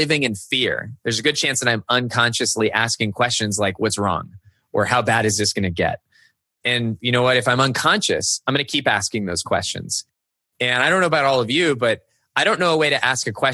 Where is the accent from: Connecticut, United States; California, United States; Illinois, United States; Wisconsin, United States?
California, United States; San Jose; moved away; I grew up in San Jose, California, where there were no seasons.